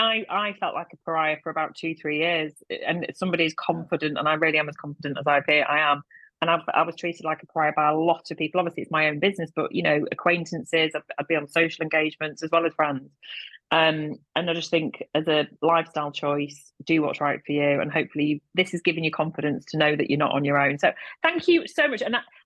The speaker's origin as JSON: {"language": "English", "town": "Manchester", "region": "North West England", "country": "United Kingdom", "said": "yeah, well, I'm from Manchester."}